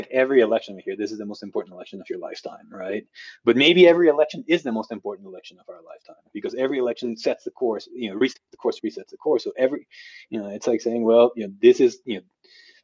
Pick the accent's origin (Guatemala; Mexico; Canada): Guatemala; now in United States; I'm originally from Guatemala. I became a U.S. citizen in 2018